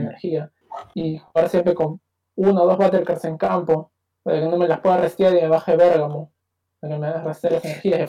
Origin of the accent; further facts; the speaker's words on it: Peru; yo soy de Perú, Latinoamérica, acá